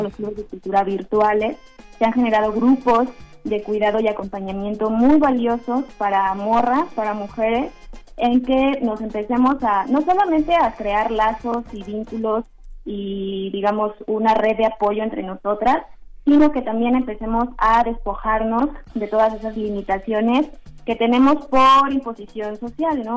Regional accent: Mexico; Somos 13 mujeres mexicanas

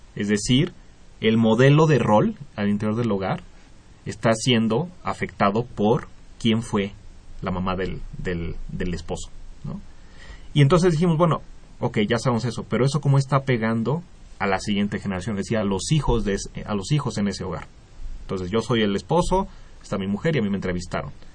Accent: Mexico; como población mexicana

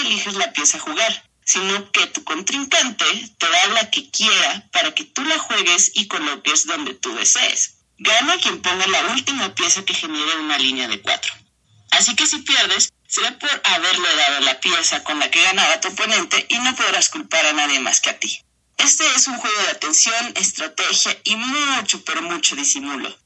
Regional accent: San Cristóbal de las Casas, Chiapas, Mexico; also born or lived in Tuxtla Gutiérrez; yo nací en Tuxtla Gutiérrez y crecí en San Cristóbal de las Casas Chiapas

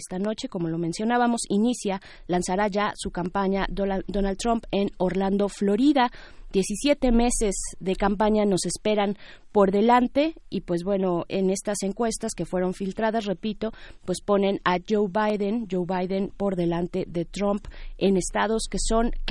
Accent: Mexico; nos plantea a nosotros mismos como mexicanos un, un reto importante

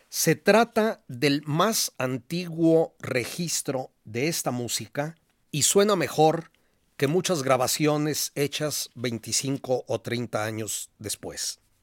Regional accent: Guadalajara, Jalisco, Mexico; De niño, recuerdo haber oído en Guadalajara mariachis con tamborcitos

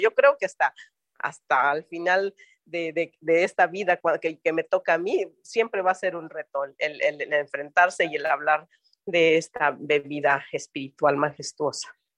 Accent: Oaxaca, Mexico; ser oaxaqueña mexicana

